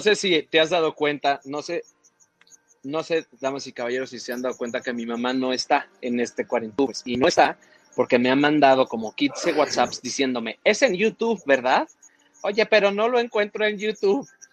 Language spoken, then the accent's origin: Spanish; Mexico City, Mexico; Yo soy del Distrito Federal